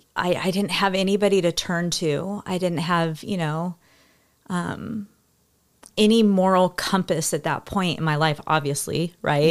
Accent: California, United States; we grew up in California

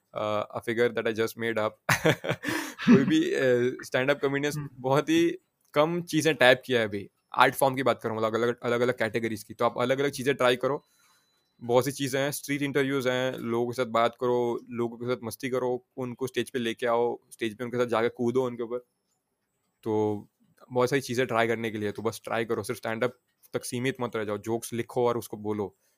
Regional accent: Saurashtra, Gujarat, India; now in Surat, India; मैं सौराष्ट्र से हूँ

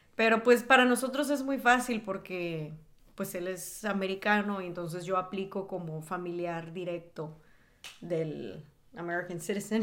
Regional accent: northern Mexico, Mexico; accent: norteña; now in Texas, United States; yo soy mexicana.

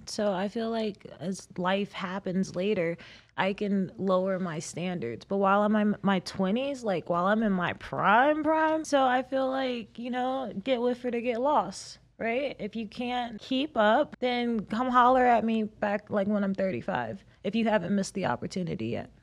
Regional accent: South Carolina, United States; moved away as an adult; now in Las Vegas, United States; I'm a girl from South Carolina

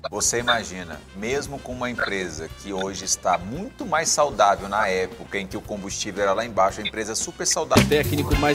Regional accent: Brazil

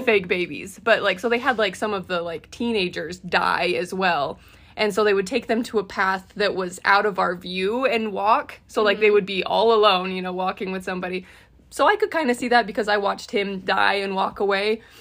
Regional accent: Utah, United States; we were raised semi close in Utah

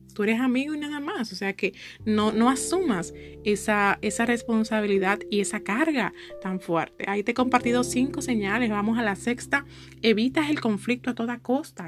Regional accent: Santo Domingo, Distrito Nacional, Dominican Republic; yo soy de aquí de Santo Domingo

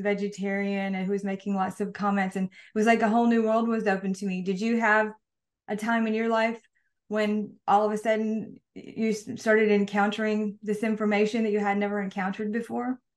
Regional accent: Mississippi, United States; moved away; from the South, from Mississippi

